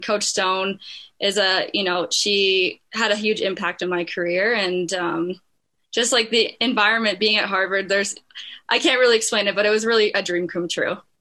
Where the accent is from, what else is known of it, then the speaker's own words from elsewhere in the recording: Bruderheim, Alberta, Canada; Bruderheim, that's definitely where my roots are. And um, that's where I started my hockey career